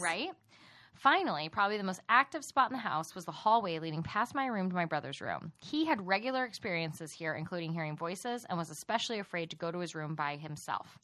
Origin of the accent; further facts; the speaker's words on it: Texas, United States; accent: Texas; we're from Texas